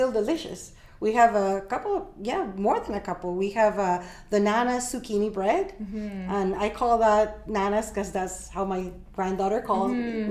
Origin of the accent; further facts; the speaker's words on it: Peru; now in Canada; born and raised in Peru. I'm Peruvian.